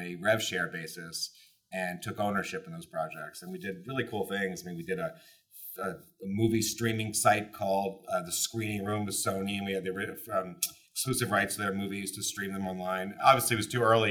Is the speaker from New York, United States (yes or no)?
yes; New York City, New York, United States; also born or lived in Los Angeles; Grew up in the city, New York City, Upper East Side